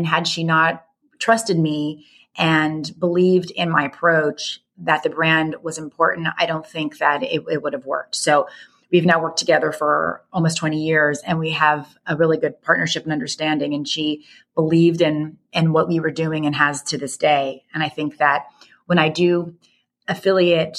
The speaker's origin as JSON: {"language": "English", "region": "the New York area", "country": "United States", "tie": "born or raised there", "said": "I grew up in the New York area."}